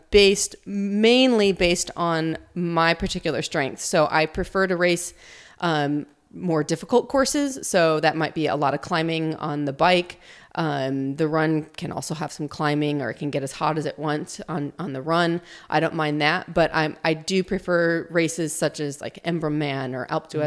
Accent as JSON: {"language": "English", "region": "Illinois", "country": "United States", "tie": "born or raised there", "also_born_or_lived": "Tucson, Arizona", "moved": "as an adult", "said": "So I'm from the States. I grew up in a small town in Illinois, but have been in Tucson, Arizona now for 20 years."}